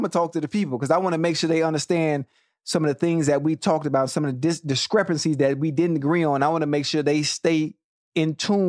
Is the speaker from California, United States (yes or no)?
no; Dade County, Florida, United States; I'm from Dade County, man.